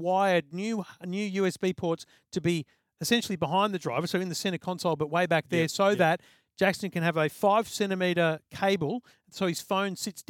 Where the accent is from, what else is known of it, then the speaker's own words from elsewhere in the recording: Queensland, Australia; now in Sydney, Australia; as a kid, as a Queenslander.